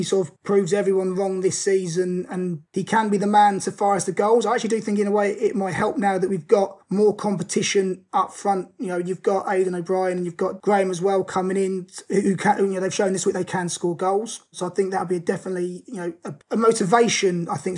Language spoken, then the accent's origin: English; South of England, United Kingdom; being a Southerner myself